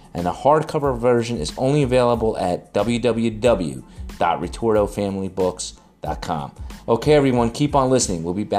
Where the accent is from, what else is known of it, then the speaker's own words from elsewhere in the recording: New Jersey, United States; I'm from New Jersey, so we're on the same time zone.